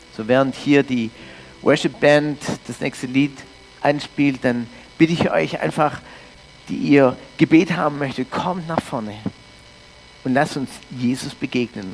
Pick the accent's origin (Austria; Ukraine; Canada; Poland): Canada; also born or lived in Norderstedt, Germany; now in Füssen, Germany; ich komme aus Kanada ursprünglich, bin Deutsch-Kanadier in Kanada aufgewachsen